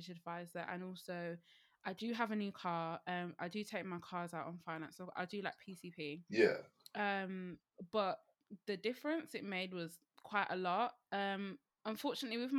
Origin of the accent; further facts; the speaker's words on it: Birmingham, West Midlands, United Kingdom; I'm from Birmingham